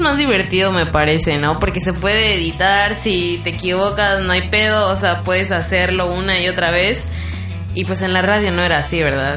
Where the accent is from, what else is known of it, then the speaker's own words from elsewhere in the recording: Campeche, Mexico; somos de Campeche